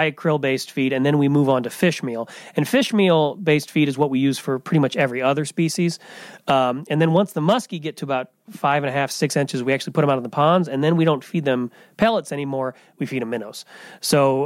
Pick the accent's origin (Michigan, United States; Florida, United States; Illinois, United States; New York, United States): Illinois, United States; Farmington; also born or lived in Indiana; I'm from Farmington originally, which is about 30 miles as the crow flies